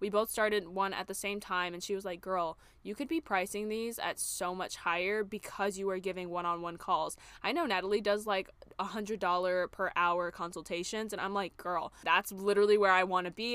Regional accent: Charlotte, North Carolina, United States; moved away as an adult; also born or lived in New York City; move back to my hometown of Charlotte, North Carolina

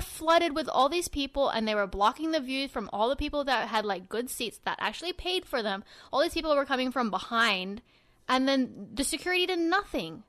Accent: Sydney, New South Wales, Australia; I'm from Sydney too.

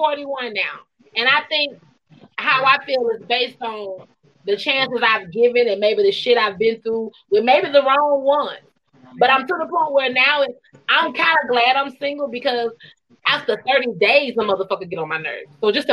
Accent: Columbus, Georgia, United States; born there; I was born in Columbus, Georgia, but Albany got it hands down for me

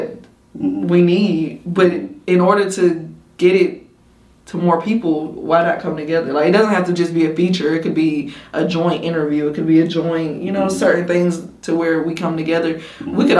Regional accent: Macon, Georgia, United States; my hometown first. So mm-hmm. like Macon

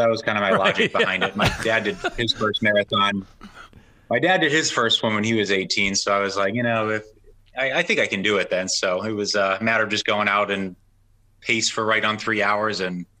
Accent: Baltimore, Maryland, United States; we're from Baltimore.

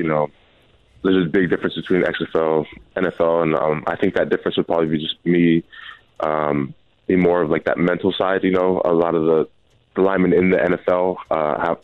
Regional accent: Pacific Northwest, United States; I'm from the Northwest. So, you know, it's the hometown kid

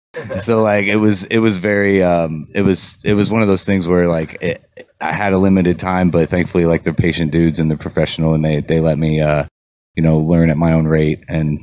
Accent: Columbus, United States; Well, me myself, like I came from Columbus.

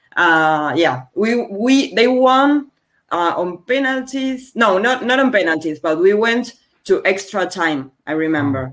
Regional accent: Argentina; English is a second language; from Argentina, a country in South America

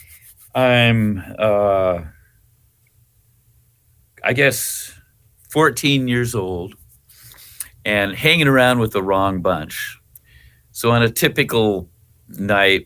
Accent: Seattle, Washington, United States; our family homesteaded here in the early 1900s. So we had a big chunk of property in North Seattle

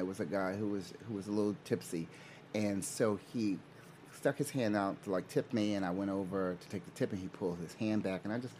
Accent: Newark, New Jersey, United States; I grew up in Newark.

